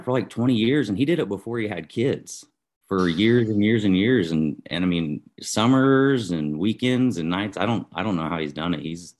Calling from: Guthrie, Oklahoma, United States; I'm here in, well, technically it's Guthrie, Oklahoma, but basically kind of North Edmond, north of Oklahoma City.

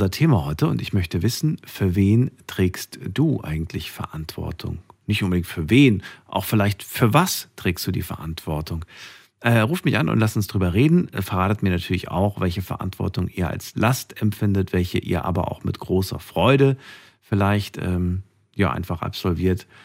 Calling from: Heilbronn, Baden-Württemberg, Germany; Von Richtung Heilbronn.

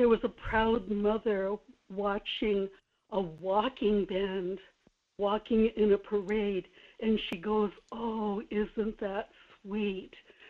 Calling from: Kodiak, Alaska, United States

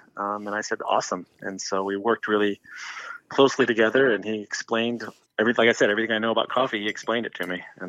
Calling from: Florence, Montana, United States; I'm calling from Montana, a little town outside of Missoula called Florence.

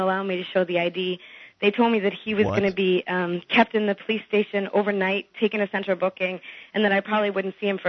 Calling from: New York City, New York, United States; I'm calling from New York City, and I have a police horror story from New Year's Eve.

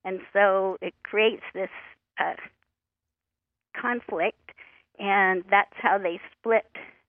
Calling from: Oregon, United States; I'm calling from Oregon.

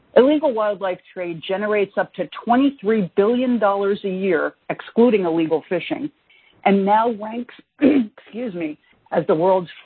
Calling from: New York, United States; I'm calling in from the New York metropolitan area, which is the nation's COVID-19 epicenter.

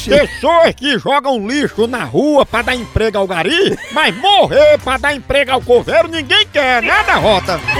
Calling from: Sacramento, California, United States; Sacramento, Califórnia.

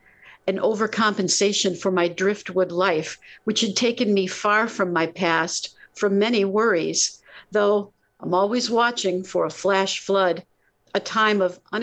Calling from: Connecticut, United States

